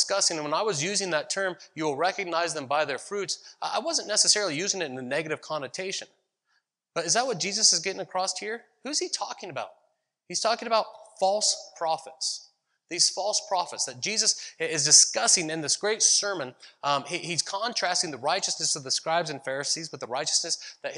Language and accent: English; Ohio, United States; now in Visalia, United States; I grew up in Ohio, where our fruit trees were apple trees